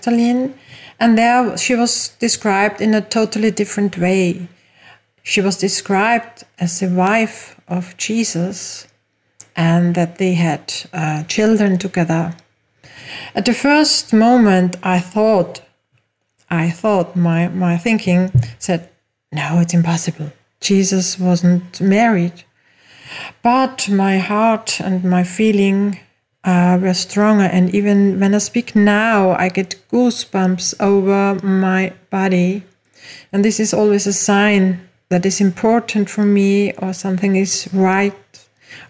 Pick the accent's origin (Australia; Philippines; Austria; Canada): Austria; English is a second language; also born or lived in Mallorca, Spain; As you hear from my accent, I didn't grow up in the USA, but in Europe, in Austria